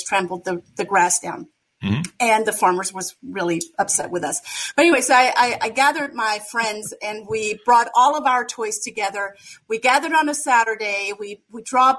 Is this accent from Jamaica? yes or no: no; Germany; now in United States; I was born and raised in Germany and born and raised in a very small community, 600 people village